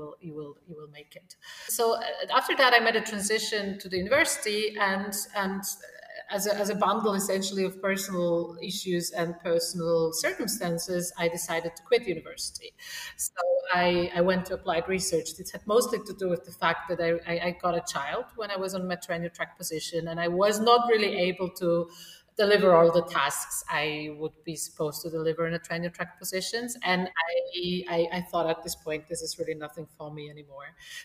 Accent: Poland; moved away as an adult; also born or lived in Warsaw / Vienna / Lisbon; now in Austria; I am originally from Poland

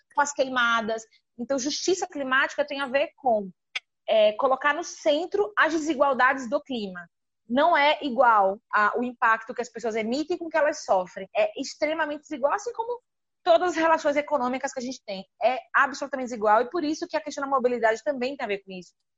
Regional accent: Aracaju, Sergipe, Brazil; now in São Paulo, Brazil; Hoje eu moro aqui em São Paulo, mas sou de Aracaju, no Nordeste

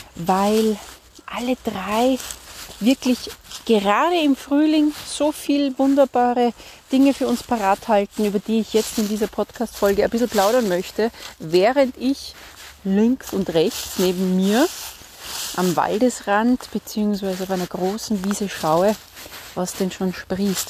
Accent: Salzburg, Austria; ich komme ja aus Salzburg

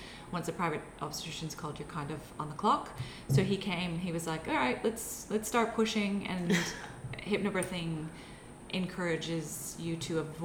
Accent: United States; moved away as an adult; now in Australia; I'm from the States, so I don't have family here either.

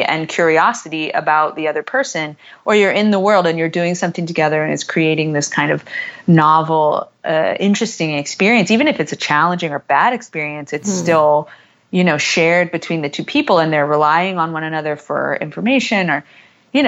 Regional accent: United States; I'm such an American

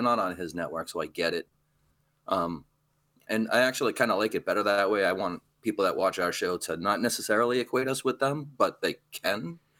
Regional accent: Lawrence, Massachusetts, United States; I grew up in Lawrence, going to Lawrence public schools

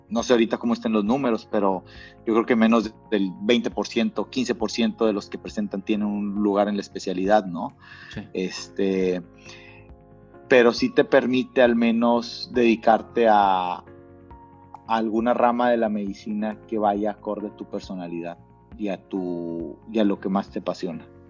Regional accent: Monterrey, Nuevo León, Mexico; moved away as an adult; also born or lived in Mexico City / Canada; siendo regio

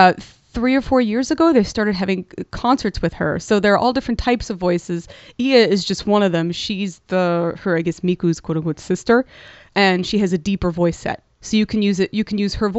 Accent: New York, United States; where I grew up in New York

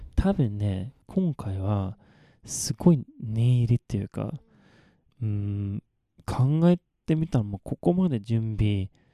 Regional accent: Malmö, Skåne, Sweden; first language Swedish; Japanese is a second language; moved away as an adult; now in Japan; 私の生まれ育ったマルムっていう町は

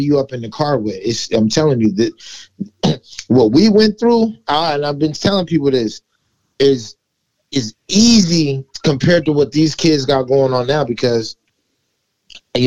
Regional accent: Los Angeles, California, United States; also born or lived in West Seattle, Washington; now in Seattle, United States; I come from California, from Los Angeles.

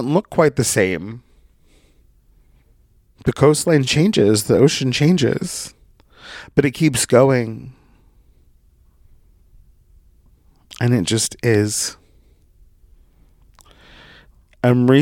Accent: Brookings, Oregon, United States; moved away as an adult; also born or lived in San Diego / Coos Bay; my hometown of Brookings, Oregon

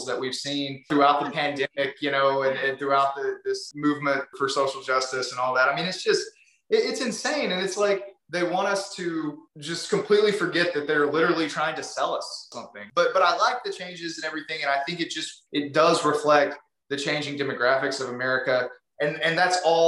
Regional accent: Texas, United States; I'm from Texas. I grew up, you know, a gun owner and all that stuff.

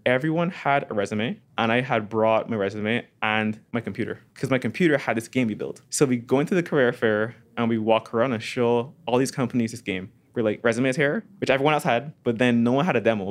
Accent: Barbados; moved away; my dad runs a computer company in Barbados

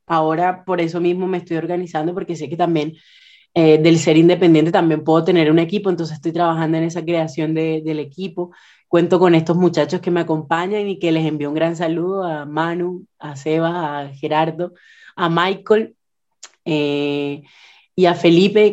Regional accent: Puerto Colombia, Atlántico, Colombia; also born or lived in Barranquilla, Colombia; now in Concepción, Chile; Yo nací en la ciudad de Barranquilla, Colombia, en la costa atlántica colombiana, pero me crié toda mi vida en un pueblito que está a las afueras de Barranquilla que se llama Puerto

